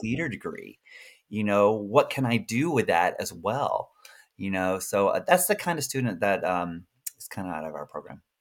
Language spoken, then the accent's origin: English; Birmingham, Alabama, United States; moved away; also born or lived in Austin, Texas; I'm from Birmingham, Alabama